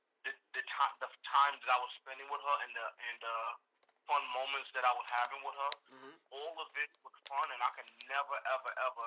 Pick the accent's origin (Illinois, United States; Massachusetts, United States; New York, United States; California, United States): New York, United States; Long Island; I'm from Long Island, New York